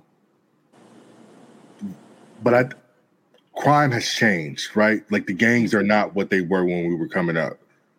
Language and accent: English; Gardena, California, United States; also born or lived in New York / North Hollywood; I'm from South Bay, Gardena, Torrance